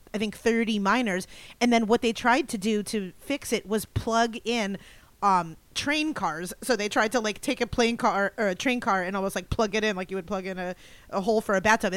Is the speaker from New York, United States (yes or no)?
no; Kingston, Pennsylvania, United States; moved away; I'm from Kingston, Pennsylvania